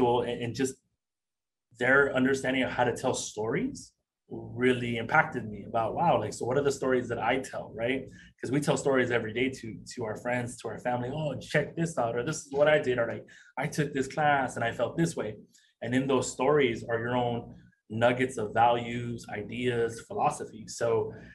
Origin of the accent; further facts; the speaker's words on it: San Diego, California, United States; Growing up in San Diego, I grew up right by the Tijuana border.